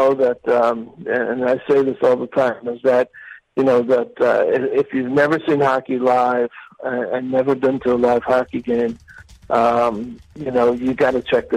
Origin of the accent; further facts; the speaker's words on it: New York, United States; now in Jacksonville, United States; I grew up in New York. I went to Ranger games